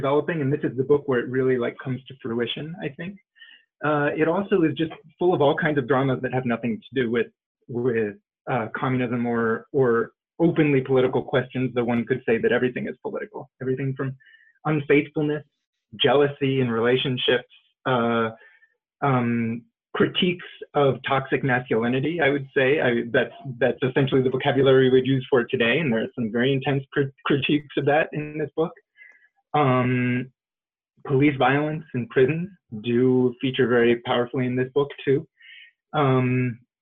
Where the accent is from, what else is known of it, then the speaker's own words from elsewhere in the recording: Los Angeles, California, United States; I grew up in Los Angeles and I was born in 1979.